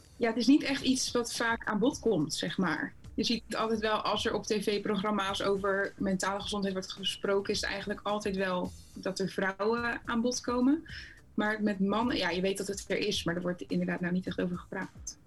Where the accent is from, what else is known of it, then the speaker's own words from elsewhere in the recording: Rotterdam, South Holland, Netherlands; Ik kom uit Rotterdam